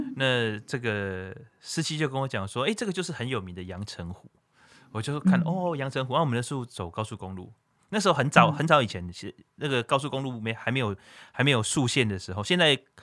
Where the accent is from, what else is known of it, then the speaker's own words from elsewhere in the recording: Taiwan; 因为我是土生土长的台湾音娜